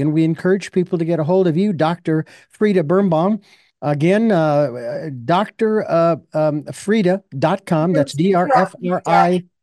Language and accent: English; Phoenix, Arizona, United States; my hometown